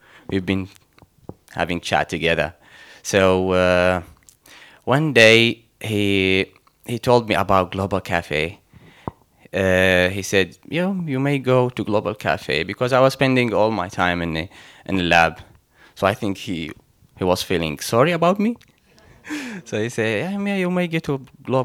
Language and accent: English; Mosul, Nineveh, Iraq; moved away; I'm from Iraq. As you know, from the country of Abraham. And specifically from the city of Nineveh, the city of Jonah.